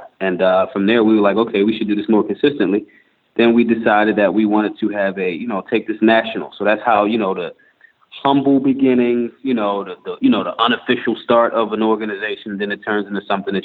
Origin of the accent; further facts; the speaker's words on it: Philadelphia, Pennsylvania, United States; I'm from Philly. And being in a tough city like Philly growing up